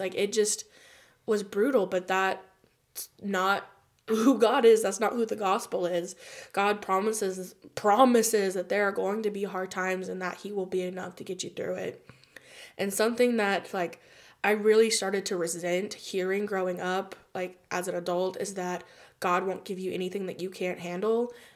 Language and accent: English; United States; also born or lived in Spain; I'm from America and that was my experience